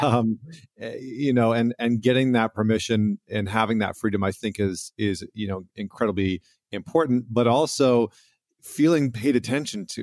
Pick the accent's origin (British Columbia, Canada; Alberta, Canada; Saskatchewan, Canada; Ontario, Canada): Alberta, Canada; I come from Alberta